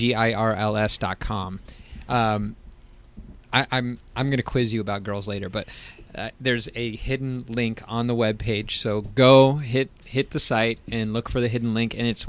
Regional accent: East Coast, United States; I'm East Coast

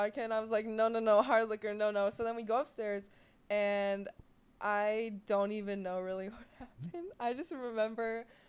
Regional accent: Ohio, United States; And I'm from Ohio

